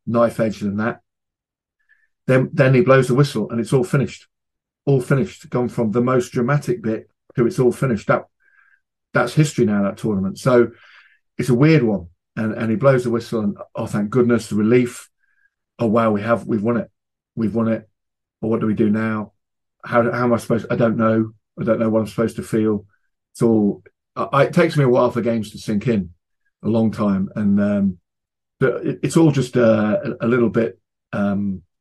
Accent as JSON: {"language": "English", "region": "England", "country": "United Kingdom", "said": "as an Englishman"}